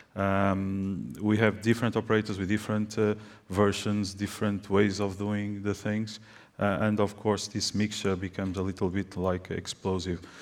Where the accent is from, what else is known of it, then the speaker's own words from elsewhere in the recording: Portugal; I'm coming from Portugal. I represent a Portuguese company